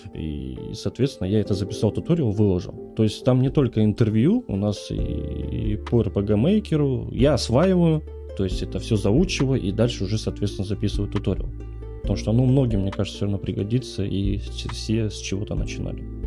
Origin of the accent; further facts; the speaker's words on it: Tuva, Russia; moved away as an adult; now in Kursk, Russia; я родом с Республики Тыва, поверьте. Это 6 тысяч километров, э, и я, мы все бросили и просто поехали